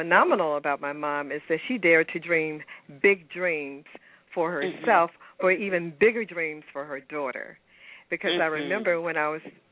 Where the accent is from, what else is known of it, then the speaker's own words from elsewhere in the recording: Memphis, Tennessee, United States; now in Atlanta, United States; I'm originally from Memphis, Tennessee